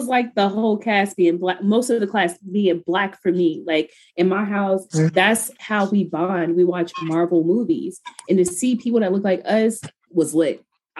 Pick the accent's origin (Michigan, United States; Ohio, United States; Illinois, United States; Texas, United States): Illinois, United States; Chicago; I'm from Chicago